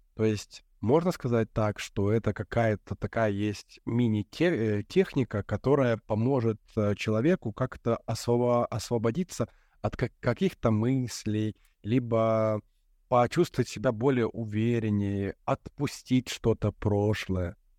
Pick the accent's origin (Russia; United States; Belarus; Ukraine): Belarus; moved away; also born or lived in Europe; мы с тобой из Беларуси